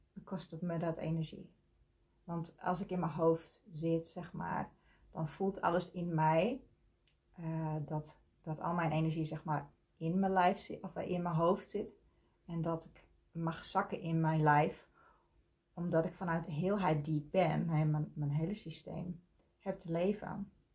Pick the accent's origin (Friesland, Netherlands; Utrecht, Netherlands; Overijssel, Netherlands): Friesland, Netherlands; Leeuwarden; Ik kom uit Leeuwarden.